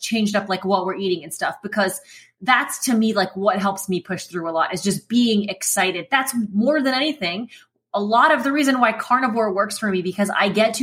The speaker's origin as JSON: {"language": "English", "region": "Midwest", "country": "United States", "tie": "born or raised there", "moved": "yes", "said": "I grew up in the Midwest"}